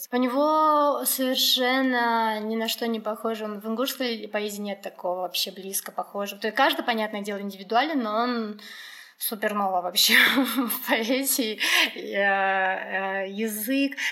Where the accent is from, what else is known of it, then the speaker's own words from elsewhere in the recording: Ingushetia, Russia; Я узнал, что мы из Кавказа